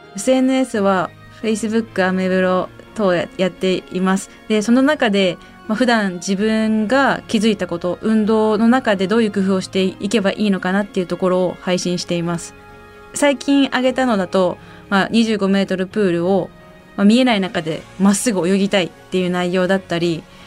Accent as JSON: {"language": "Japanese", "town": "Iwaki", "region": "Fukushima", "country": "Japan", "tie": "born or raised there", "said": "私の地元いわき"}